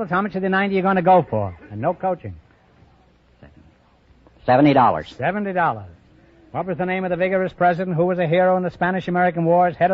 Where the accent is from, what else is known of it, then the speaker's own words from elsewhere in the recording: Caernarfon, Wales, United Kingdom; now in Washington, United States; I'm from Carnarvon.